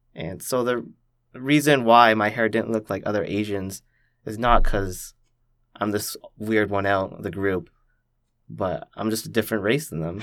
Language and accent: English; Richmond Hill, Ontario, Canada; also born or lived in Toronto; I just grew up in a very typical Canadian fashion for where I lived in Richmond Hill